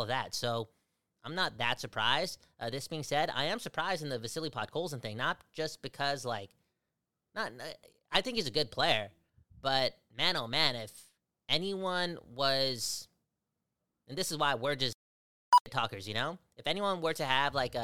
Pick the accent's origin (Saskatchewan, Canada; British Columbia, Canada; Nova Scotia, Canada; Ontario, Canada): British Columbia, Canada; Surrey; we're from Surrey.